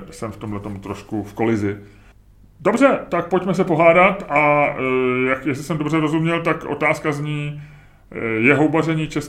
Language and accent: Czech; Czechia; něco, na co by jsme jako Češi měli být pišní, nebo něco, na co bychom neměli být pišní?